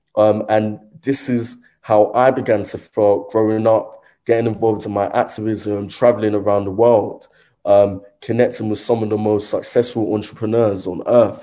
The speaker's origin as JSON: {"language": "English", "region": "London", "country": "United Kingdom", "tie": "born or raised there", "also_born_or_lived": "Croydon, South London", "said": "growing up in Brixton, South London"}